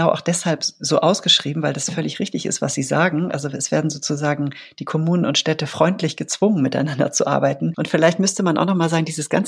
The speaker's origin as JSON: {"language": "German", "country": "Switzerland", "lives_now": "Germany", "said": "Also ich bin ja selber auch Schweizerin und ich wohne eigentlich erst seit acht Jahren wieder in Deutschland."}